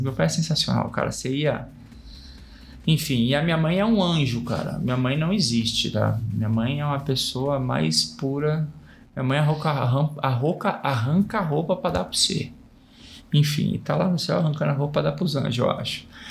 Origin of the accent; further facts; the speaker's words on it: São Paulo, Brazil; also born or lived in Campinas; eu nasci em Campinas e eu fui pra São Paulo muito pequenininho. Fui pra São Paulo com cinco anos de idade.